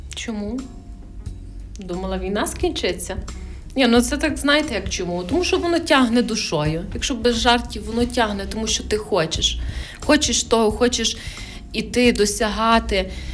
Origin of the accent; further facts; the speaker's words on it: Khmelnytskyi Oblast, Ukraine; я теж з Хмельницької області